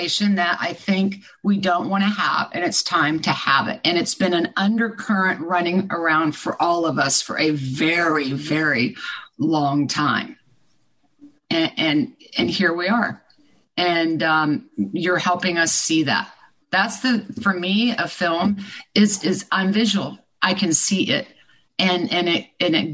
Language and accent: English; Midwest, United States; I grew up in the Midwest